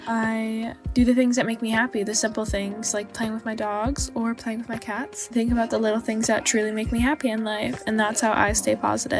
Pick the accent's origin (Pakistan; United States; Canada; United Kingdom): Canada; Victoria, British Columbia; I am from Victoria, BC.